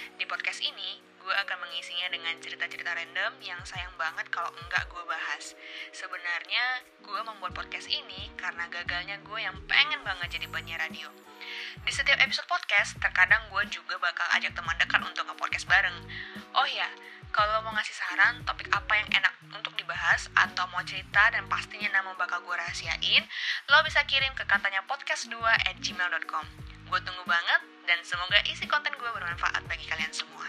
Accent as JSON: {"language": "Indonesian", "town": "Denpasar", "region": "Bali", "country": "Indonesia", "tie": "born or raised there", "also_born_or_lived": "Palembang / Banyuwangi", "said": "Gue lahir di Palembang, kampungnya di Banyuwangi, tapi dari kecil sampai detik ini gue tinggal di Denpasar."}